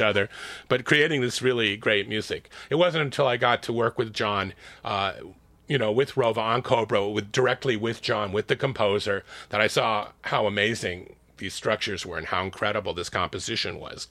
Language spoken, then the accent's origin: English; Los Angeles, California, United States; also born or lived in San Francisco, United States / Oakland, United States; I grew up in L